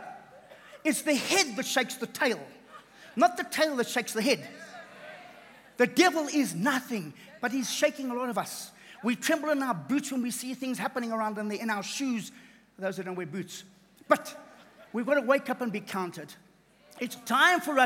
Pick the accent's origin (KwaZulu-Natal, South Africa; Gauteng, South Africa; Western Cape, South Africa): KwaZulu-Natal, South Africa; I come from KZN. I'm a South African